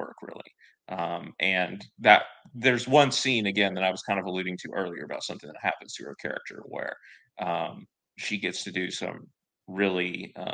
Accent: the South, United States; I'm from the South. I've always lived in the South.

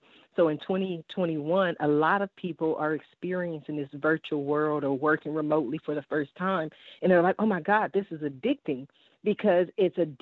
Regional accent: Columbus, Ohio, United States; also born or lived in Washington, D.C.; now in California, United States; I was born in Washington, D.C., and I left there when I was two, and then I moved to Columbus, Ohio. So I've been in California since 85, but just my heart, just growing up, you know, I'm still that Columbus girl

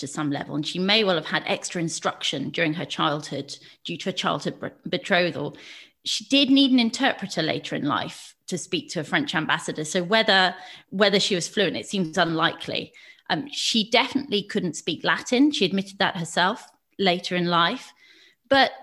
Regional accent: United Kingdom; I'm a British historian.

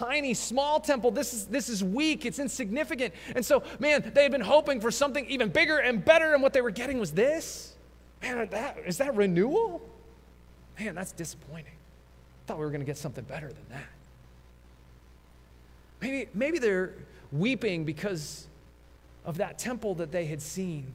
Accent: Colorado, United States; growing up in Colorado

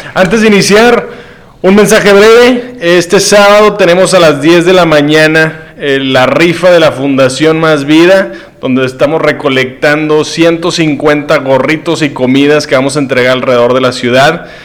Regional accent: Monterrey, Nuevo León, Mexico; Este es de mi tierra, de Monterrey.

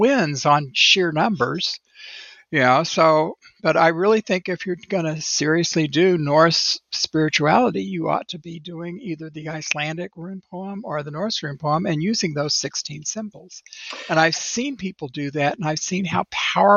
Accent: United States; as an American

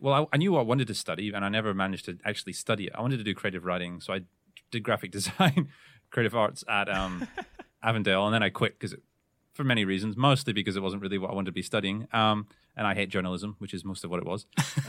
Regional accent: Scotland, United Kingdom; now in Australia; people call me … because I'm from Scotland.

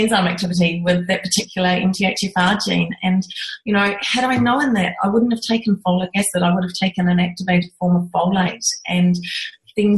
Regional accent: New Zealand; moved away as an adult; now in Australia; I'm originally from New Zealand and I grew up on a farm

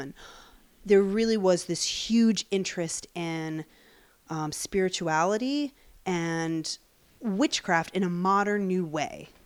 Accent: Long Island, New York, United States; I grew up in Long Island

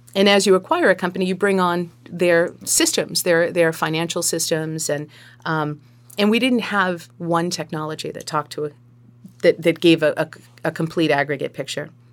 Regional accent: Sharon, Massachusetts, United States; moved away as an adult; now in Marshfield, United States; I was born and raised in Sharon

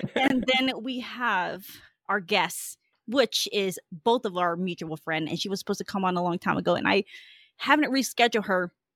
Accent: Fresno, California, United States; also born or lived in Georgia; We came here, we landed here in eighty-nine in Fresno, where I'm at still.

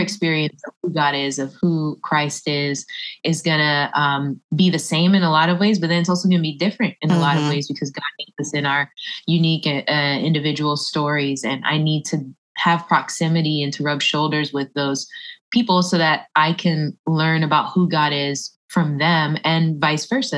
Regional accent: Orlando, Florida, United States; also born or lived in Philippines / Tampa, Florida; I'm originally from Orlando. I was born in the Philippines, but I was raised in Orlando

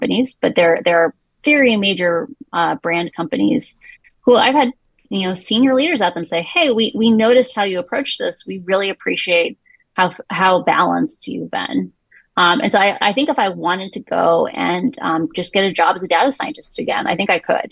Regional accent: Midwest, United States; I'm from the Midwest

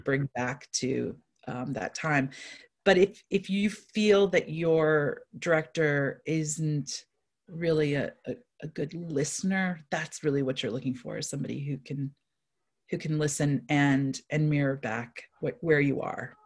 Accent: East Coast, United States; now in Saint Louis, United States; I live in Saint Louis, Missouri. I grew up on the East Coast.

